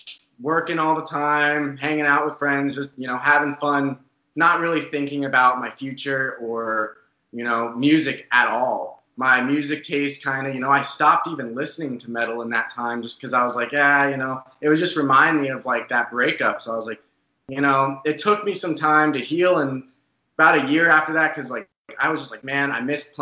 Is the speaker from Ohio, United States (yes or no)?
no; Arizona, United States; we all grew up in Arizona, but we live in Tempe, Arizona